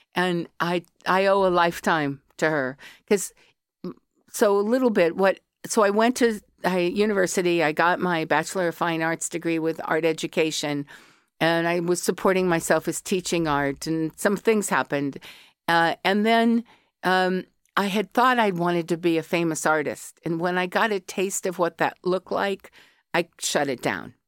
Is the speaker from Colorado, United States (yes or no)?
yes; Colorado, United States; accent: yank; moved away as an adult; also born or lived in California; now in Ireland; I was born in California, but by the time I was four, I lived in Colorado. And I've been in Ireland twenty years